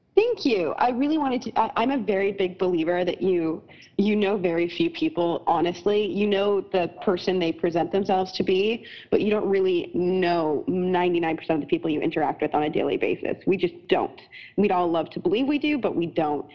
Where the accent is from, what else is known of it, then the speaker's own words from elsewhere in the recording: Canada; now in United States; I'm Canadian and I live in America